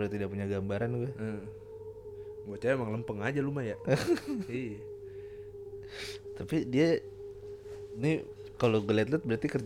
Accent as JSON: {"language": "Indonesian", "region": "East Java", "country": "Indonesia", "said": "Walaupun sebenarnya gue berasal dari Jawa Timur juga."}